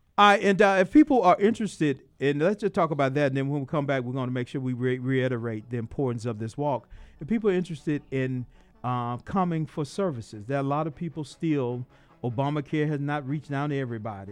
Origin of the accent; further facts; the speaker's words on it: Atlanta, Georgia, United States; growing up in South Side of Atlanta